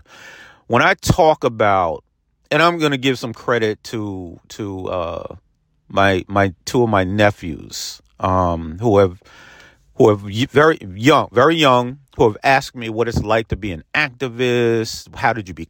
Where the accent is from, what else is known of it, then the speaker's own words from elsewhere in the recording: Peekskill, New York, United States; my hometown of Peekskill, New York